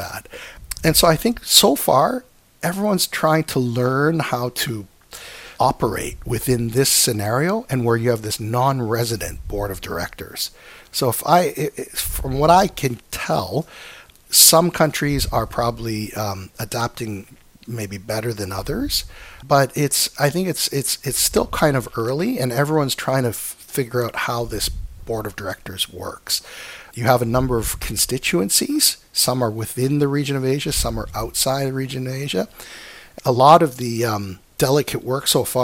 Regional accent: Canada; I come from Canada

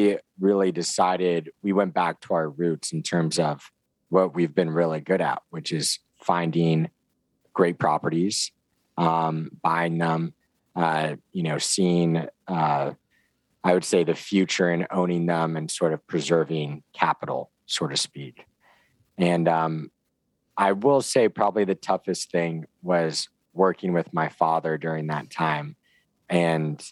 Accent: San Diego, California, United States; I'm from San Diego originally

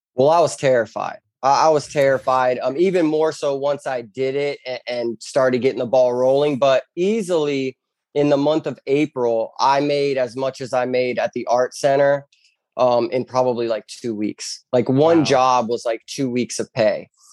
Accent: Bonita Springs, Florida, United States; I was born and raised in Bonita Springs, Florida

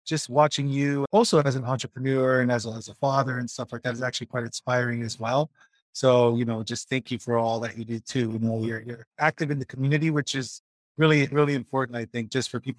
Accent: Los Angeles, California, United States; I was born in Hollywood, California.

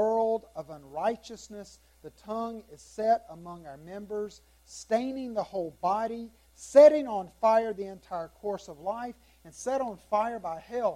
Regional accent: South Carolina, United States; I'm from South Carolina.

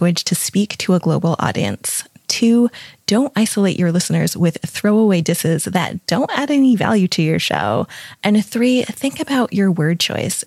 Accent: New England, United States; I grew up in New England and we call grinders grinders

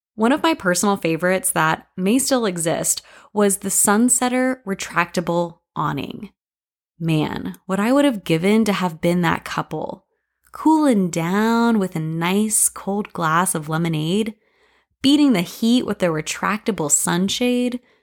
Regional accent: Lake City, Florida, United States; My hometown, Lake City, has hosted the yearly A Lusty Battle Festival

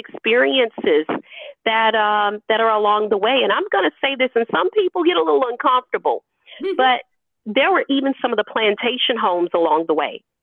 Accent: Louisiana, United States; moved away; also born or lived in Memphis, Tennessee; I grew up in Louisiana

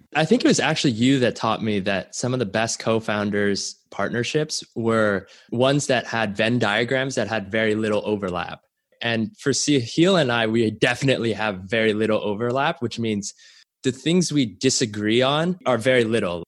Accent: Canada; I was born in Canada, and my parents immigrated there when they were relatively young

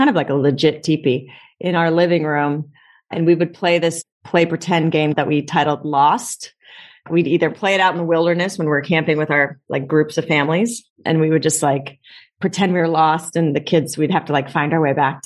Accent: Long Beach, California, United States; I grew up in the LBC, Long Beach, okay. California.

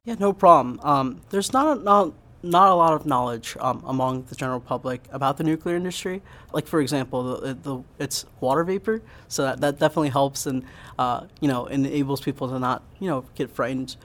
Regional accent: Pottstown, Pennsylvania, United States; I grew up in Pottstown, and I went to Pottstown High School

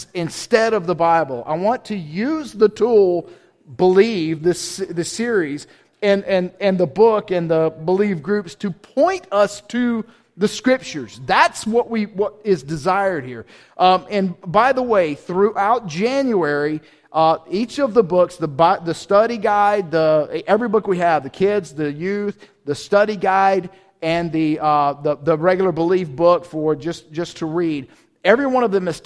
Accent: the South, United States; I'm from South, so I say wrestling

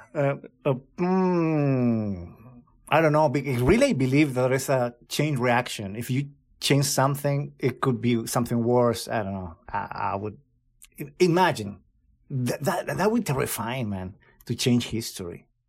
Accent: Chile; moved away; my home country

